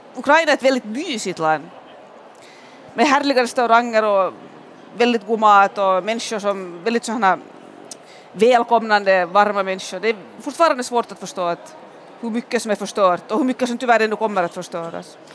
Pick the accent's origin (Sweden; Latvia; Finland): Finland; Pargas, Southwest Finland; moved away; i Pargas i sydvästra Finland där, där jag är född och där jag alltid är på somrarna